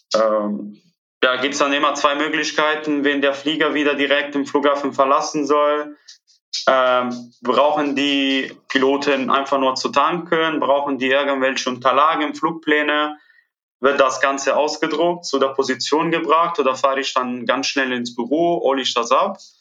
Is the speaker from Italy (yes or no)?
yes; Italy; first language Italian; German is a second language; moved away as an adult; now in Cologne, Germany; ich komme natürlich aus Italien, Italienisch ist meine Muttersprache